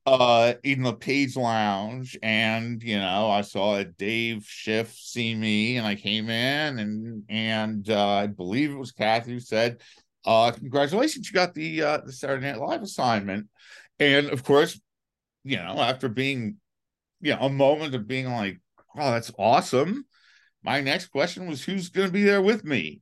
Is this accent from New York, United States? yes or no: yes; New York City, New York, United States; I grew up in Manhattan